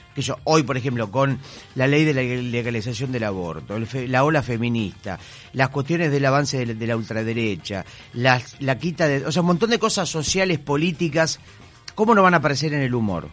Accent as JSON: {"language": "Spanish", "town": "Mar del Plata", "region": "Buenos Aires Province", "country": "Argentina", "moved": "yes", "lives_now": "Buenos Aires, Argentina", "said": "Soy un mar platense que está instalado en Buenos Aires"}